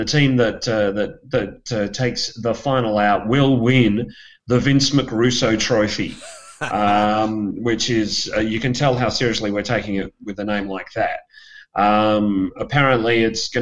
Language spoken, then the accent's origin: English; Perth, Western Australia, Australia; Perth, which is my hometown